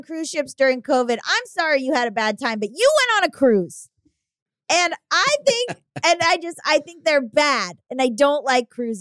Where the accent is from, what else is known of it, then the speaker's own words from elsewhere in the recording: Florida, United States; I'm from Florida